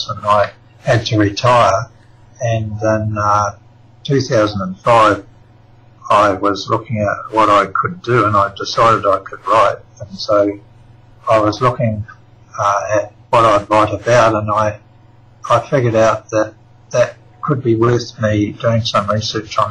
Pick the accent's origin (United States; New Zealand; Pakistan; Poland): New Zealand; now in Australia; I'm actually a New Zealander. I was born in New Zealand